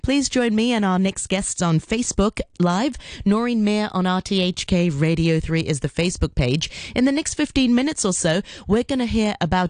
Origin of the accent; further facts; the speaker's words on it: Hong Kong; growing up in Hong Kong, where, I mean, Hong Kong is an international city, but at the same time, we're also limited in terms of exposure to many different cultures.